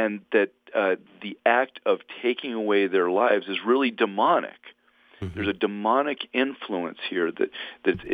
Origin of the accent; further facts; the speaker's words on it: San Diego, California, United States; I grew up in Southern California, in San Diego to be specific